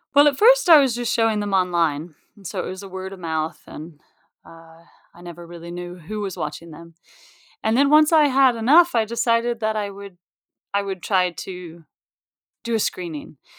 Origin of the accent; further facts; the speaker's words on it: Mount Shasta, California, United States; moved away as an adult; also born or lived in San Francisco, United States / New York, United States; I grew up in Mount Shasta, which, if you don't know it, it's about 3,000 people.